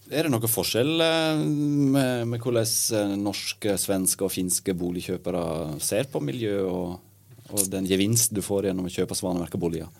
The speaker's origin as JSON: {"language": "Norwegian", "area": "Sogn", "region": "Vestland", "country": "Norway", "said": "i Sogn, der jeg kommer fra"}